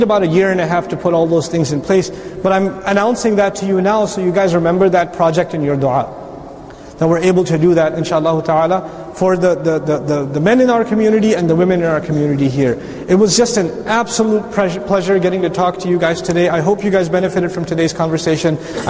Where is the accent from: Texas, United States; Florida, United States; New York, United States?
Texas, United States; Dallas; Assalamu alaikum, I'm from Dallas, Texas.